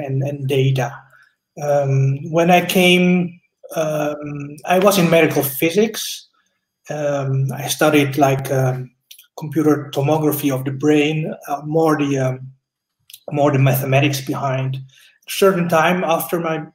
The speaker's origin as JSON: {"language": "English", "country": "Netherlands", "tie": "born or raised there", "also_born_or_lived": "Indonesia / Japan / London", "moved": "as an adult", "lives_now": "Switzerland", "said": "I grew up in Holland. I'm born in Indonesia."}